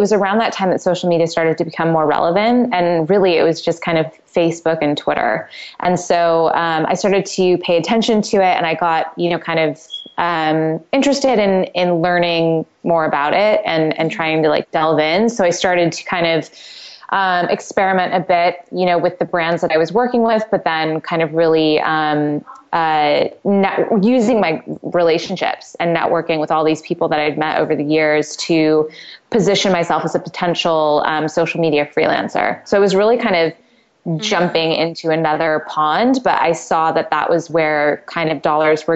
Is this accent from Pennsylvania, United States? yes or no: no; San Francisco, California, United States; also born or lived in San Diego / London; now in Los Angeles, United States; I'm originally from San Francisco, Northern California.